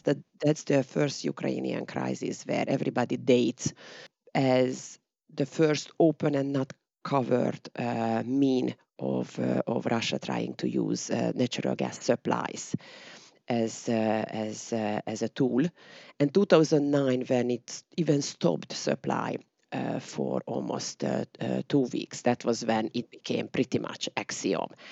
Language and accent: English; Hungary; my hometown was near to the Romanian border